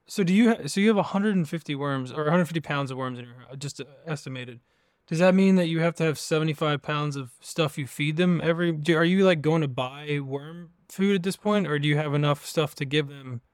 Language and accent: English; Virginia, United States; I grew up in Virginia, kind of in the middle of nowhere.